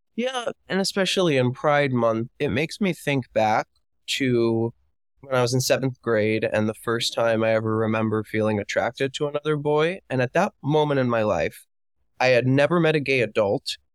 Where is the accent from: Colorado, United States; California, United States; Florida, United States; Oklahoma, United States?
Florida, United States; Miami; moved away as an adult; I am from Miami, Florida